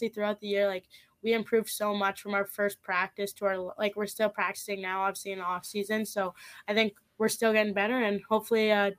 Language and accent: English; Saskatchewan, Canada; Well, like I said, obviously, like, I'm from Saskatchewan. I didn't know anyone when I was coming here.